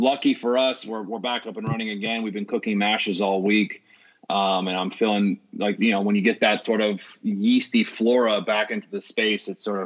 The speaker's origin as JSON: {"language": "English", "town": "San Francisco", "region": "California", "country": "United States", "tie": "born or raised there", "said": "I grew up in San Francisco"}